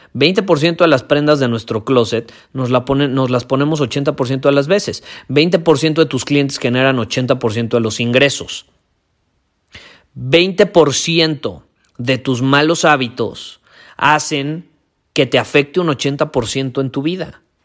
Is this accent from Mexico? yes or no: yes; Mexico; yo vivo en México, yo soy mexicano, vivo en un país donde crecimos